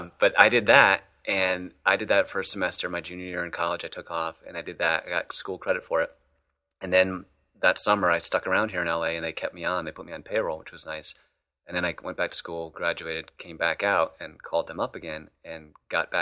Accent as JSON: {"language": "English", "town": "Clifton Park", "region": "New York", "country": "United States", "tie": "born or raised there", "also_born_or_lived": "Ohio / Ithaca, New York", "said": "I grew up in New York, actually. New York's a big state, so not Manhattan. Upstate New York, like near the Albany area. It's actually a little town. It's not so little anymore, but Clifton Park"}